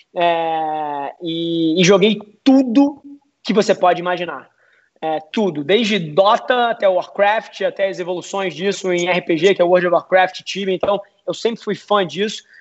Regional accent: Rio de Janeiro, Brazil; eu sou carioca, 29 anos

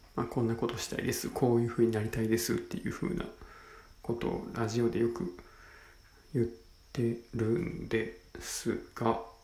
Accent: Senshu, Osaka, Japan; 地元は大阪の泉州

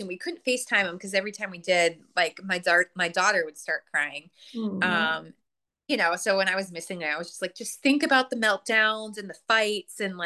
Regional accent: Chicago, Illinois, United States; I'm from Chicago

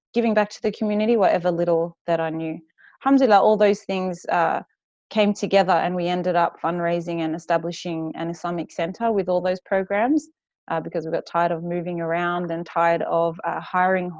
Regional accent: Western Australia, Australia; accent: West Australian bogan; moved away as an adult; also born or lived in Perth; now in Sydney, Australia; We grew up in Western Australia

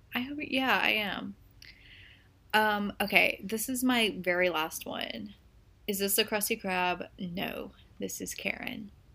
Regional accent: United States; I'm American

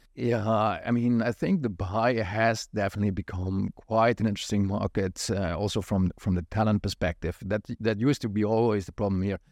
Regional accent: Netherlands; moved away; I grew up in Holland

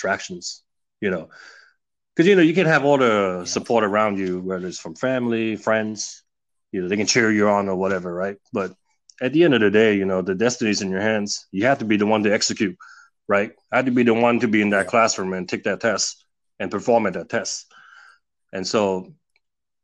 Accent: California, United States; an immigrant growing up in the States

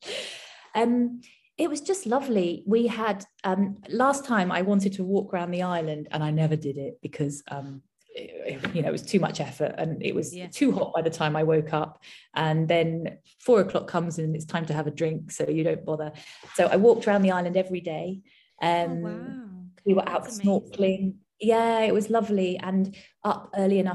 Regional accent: United Kingdom; being British

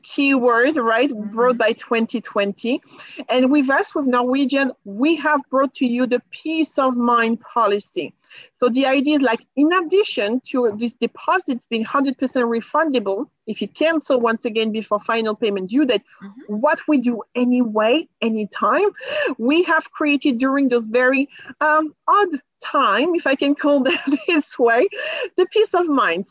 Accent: France; moved away; I'm from France

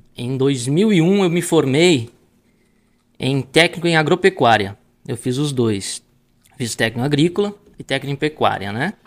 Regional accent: Palmares do Sul, Rio Grande do Sul, Brazil; moved away; É, sou gaúcho, né? Nasci em Palmares do Sul, é né? uma cidade que fica no leste do estado do Rio Grande do Sul

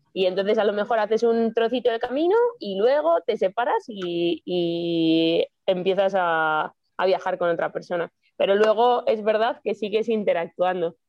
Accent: Madrid, Community of Madrid, Spain; moved away; yo soy de Madrid

